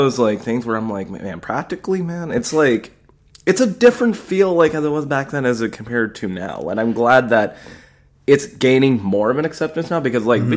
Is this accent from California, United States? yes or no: yes; Alameda, California, United States; I was born in Alameda Hospital